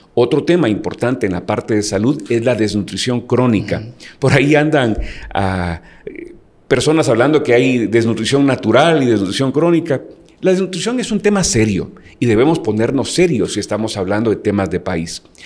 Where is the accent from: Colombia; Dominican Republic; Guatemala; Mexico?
Guatemala; me siento dichoso de ser guatemalteco